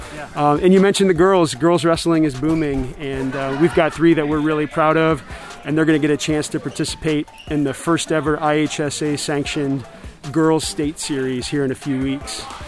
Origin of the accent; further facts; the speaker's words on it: St. Louis, Missouri, United States; moved away as an adult; now in Galesburg, United States; I grew up in St. Louis